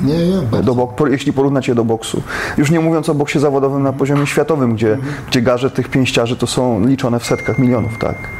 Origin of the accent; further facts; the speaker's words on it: Poland; my z Polski